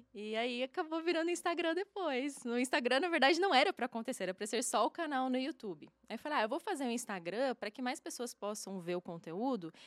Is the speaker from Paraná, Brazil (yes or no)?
yes; Curitiba, Paraná, Brazil; now in Uberlândia, Brazil; eu nasci lá em Curitiba, no Paraná.